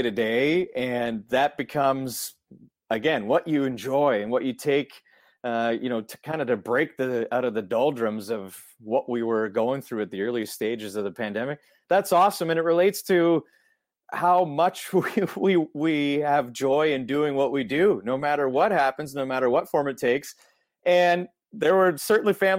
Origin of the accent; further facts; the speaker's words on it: Ontario, Canada; growing up in Ontario